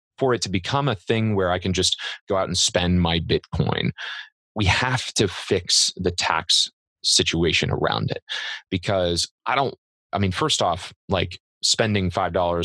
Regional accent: Central Illinois, United States; moved away; I grew up in Central Illinois. I grew up in a 1,000-person town and with cornfields on every side.

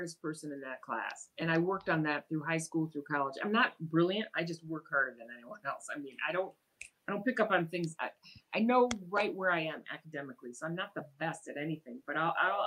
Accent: United States; when we grew up in America

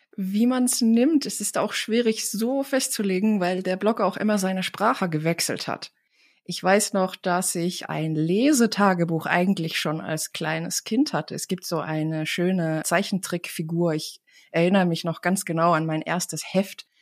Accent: Tartu, Tartu County, Estonia; first language Estonian; German is a second language; moved away as an adult; now in Germany; komme ich aus Tartu, das ist die Universitätsstadt

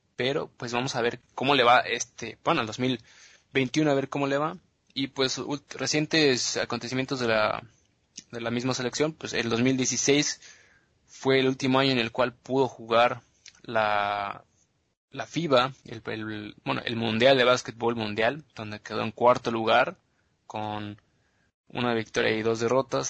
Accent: Mexico; also born or lived in United States; now in Germany; nosotros como mexicanos pues no somos bastante altos

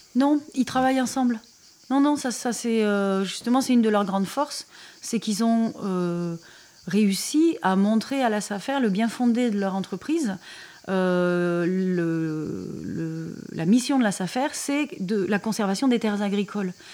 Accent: Montpellier, Occitania, France; on est de Montpellier

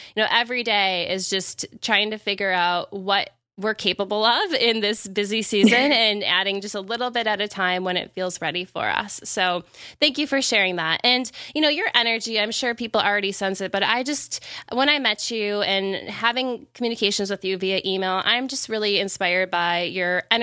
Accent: Wisconsin, United States; I'm also from the Midwest. I'm from Wisconsin

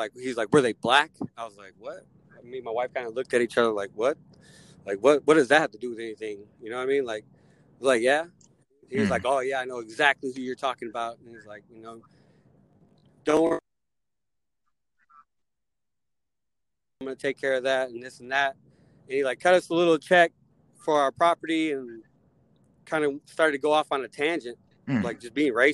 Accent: Elkhart, Indiana, United States; moved away as an adult; I grew up in Northern Indiana, halfway in between Detroit and Chicago

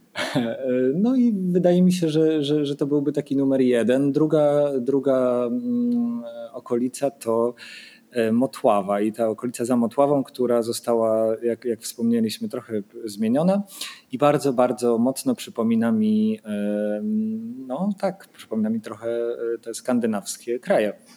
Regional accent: Wrocław, Lower Silesian Voivodeship, Poland; now in Sopot, Poland; Jestem z Wrocławia

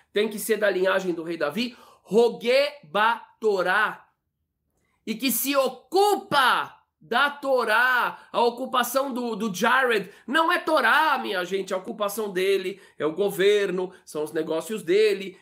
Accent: Brazil; Eu nasci no Brasil, aqui

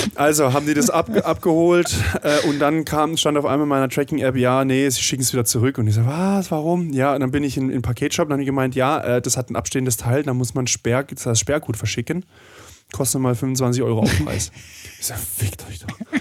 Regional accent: Swiss border region, Germany; ich komme ja aus der Grenzregion

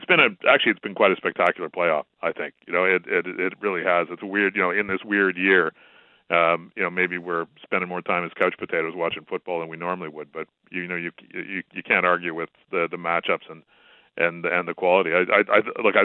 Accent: Buffalo, New York, United States; this is my hometown thing showing a little bit

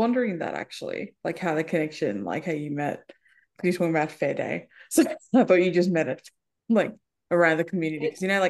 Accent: Penrith, New South Wales, Australia; I remember growing up in Penrith

